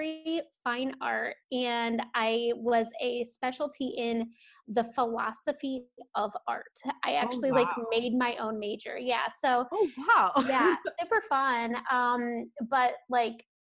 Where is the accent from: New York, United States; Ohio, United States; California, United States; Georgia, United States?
Ohio, United States; now in Portland, United States; I'm out of Portland, Oregon. I did not grow up here. I'm from the Midwest. So I grew up in Ohio